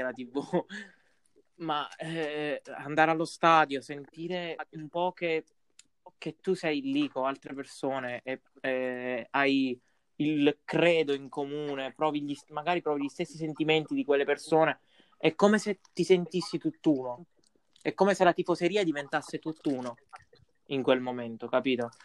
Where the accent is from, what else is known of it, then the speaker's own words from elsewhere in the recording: Pescara, Abruzzo, Italy; noi mo siamo di Pescara